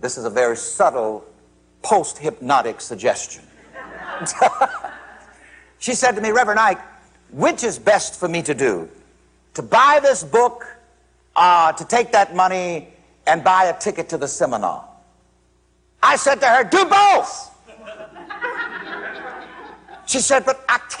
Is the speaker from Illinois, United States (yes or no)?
no; South Carolina, United States; growing up in South Carolina